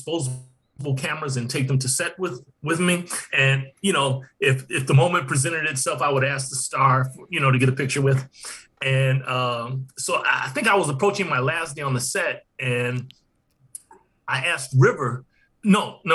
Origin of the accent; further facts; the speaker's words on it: Detroit, Michigan, United States; now in Los Angeles, United States; Even from the time I was a little kid growing up in Detroit